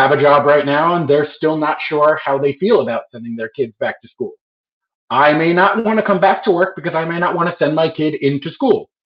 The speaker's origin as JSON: {"language": "English", "region": "New York", "country": "United States", "said": "I'm a New Yorker"}